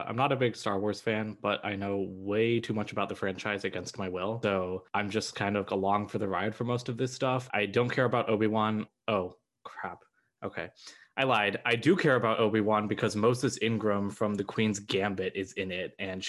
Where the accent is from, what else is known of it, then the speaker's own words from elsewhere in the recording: India; I'm Indian, and the things that I've been hearing about Miss Marvel make me very, very scared